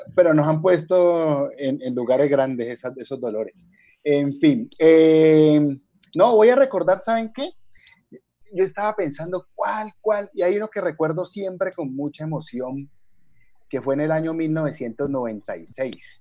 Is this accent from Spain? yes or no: no; Cali, Valle del Cauca, Colombia; nací en el barrio Libertadores de Cali